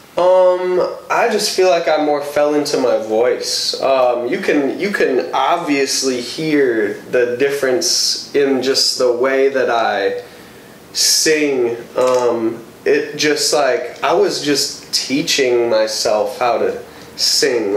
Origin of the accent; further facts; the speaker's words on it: Madison, Wisconsin, United States; now in Milwaukee, United States; I grew up 18 years in Madison